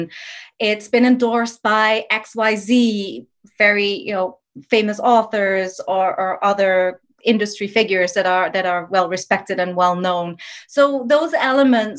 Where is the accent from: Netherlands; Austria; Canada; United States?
Netherlands; moved away; I'm from the Netherlands originally